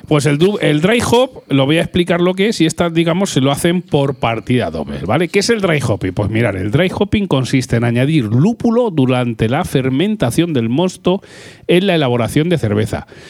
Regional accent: Albacete, Castilla-La Mancha, Spain; yo soy un poco de Albacete

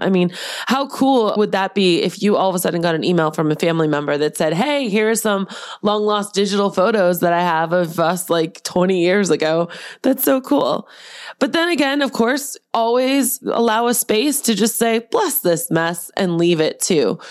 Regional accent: Boston, Massachusetts, United States; that's my Bostonian roots. Did you guys know I was from Boston

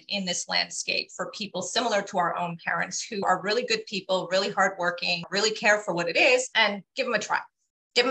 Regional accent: Toronto, Ontario, Canada; I grew up in Scarborough

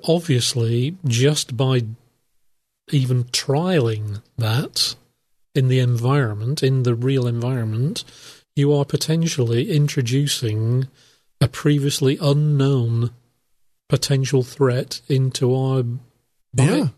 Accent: United Kingdom; I'm from the United Kingdom

